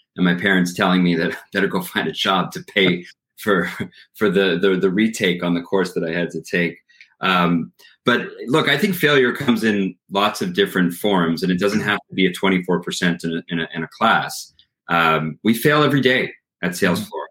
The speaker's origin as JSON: {"language": "English", "country": "Canada", "lives_now": "Montreal, Canada", "said": "as a Canadian"}